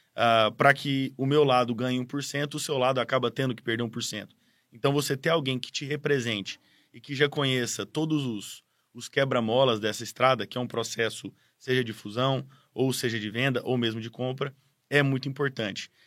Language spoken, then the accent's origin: Portuguese; Goiás, Brazil; now in São Paulo, Brazil; eu não sou paulista ou paulistano, eu sou goiano de criação, vim de Goiás muito cedo para estudar em São Paulo